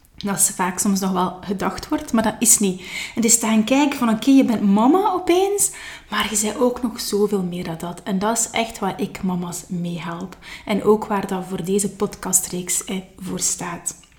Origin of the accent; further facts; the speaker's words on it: Nazareth, Flanders, Belgium; also born or lived in Leuven / Kortrijk; ben ik opgegroeid in het Gentse, geboren wel in Leuven, maar al snel zijn wij verhuisd naar West-Vlaanderen, opnieuw naar Kortrijk. En uiteindelijk, eh, zijn wij met ons gezin beland in, eh, in Nazareth